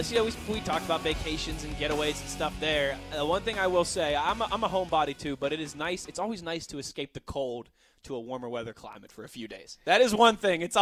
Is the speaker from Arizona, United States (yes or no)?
yes; Arizona, United States; I grew up in Arizona.